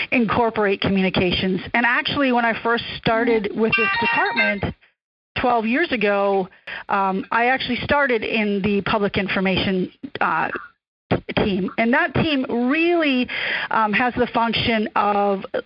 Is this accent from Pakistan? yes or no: no; Wisconsin, United States; moved away as an adult; also born or lived in Utah / Anchorage, Alaska; now in Alaska, United States; My first degree was from my home state, which is Wisconsin.